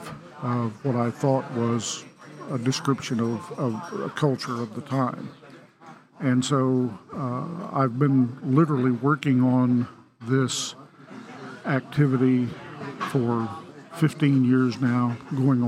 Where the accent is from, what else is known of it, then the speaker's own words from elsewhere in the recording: Sayre, Oklahoma, United States; moved away; a young boy growing up in Sayre, Oklahoma